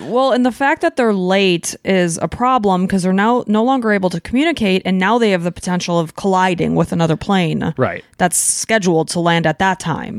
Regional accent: Chicago, Illinois, United States; moved away; we're from Chicago

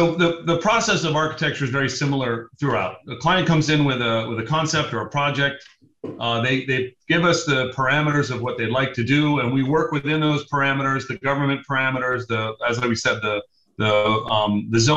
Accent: Los Angeles, California, United States; I grew up in Venice Beach. It's my hometown

